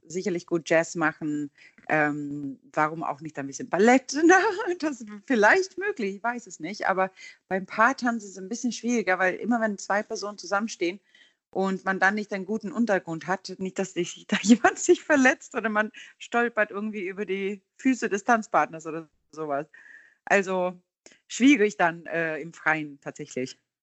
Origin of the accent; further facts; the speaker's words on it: Gothenburg, Västra Götaland, Sweden; German is a second language; now in Hamburg, Germany; ich stamme aus Göteborg, ist ja auch unser Hafenstadt in Schweden